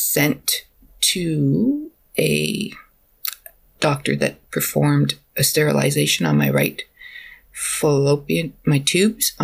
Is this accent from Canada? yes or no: yes; Alberta, Canada; moved away as an adult; now in British Columbia, Canada; I'm from Alberta originally